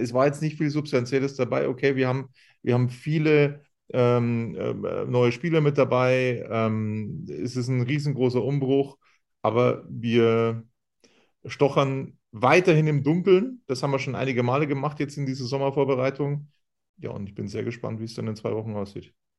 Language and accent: German; Munich, Bavaria, Germany; wo ich herkomme. Ich habe gesagt, ich bin aus München